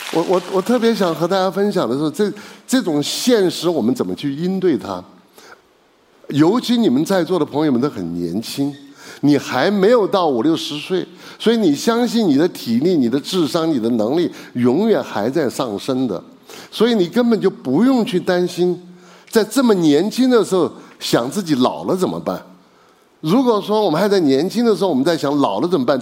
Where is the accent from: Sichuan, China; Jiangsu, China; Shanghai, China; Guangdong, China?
Sichuan, China; Chengdu; 因为我是成都人嘛